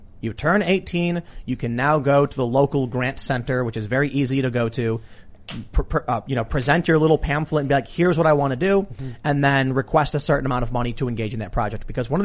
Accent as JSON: {"language": "English", "town": "Chicago", "region": "Illinois", "country": "United States", "tie": "born or raised there", "said": "I grew up in Chicago"}